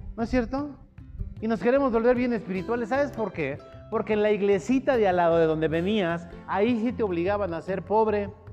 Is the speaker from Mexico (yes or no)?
yes; Mexico City, Mexico; moved away; en mi rancho, cuando yo vivía allá en el DF